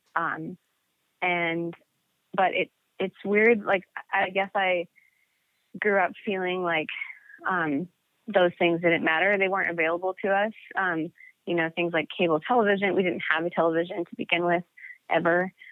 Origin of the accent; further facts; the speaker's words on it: Montana, United States; I grew up in Montana